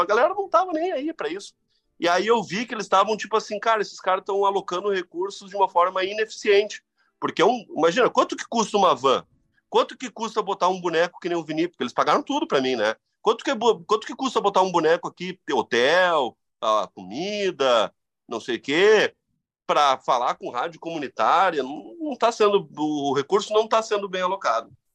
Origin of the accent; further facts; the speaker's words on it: Rio Grande do Sul, Brazil; da minha terra, do Rio Grande